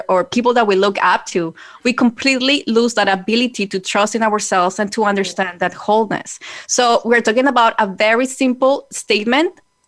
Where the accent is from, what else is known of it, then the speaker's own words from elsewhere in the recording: Colombia; when I was growing up in Colombia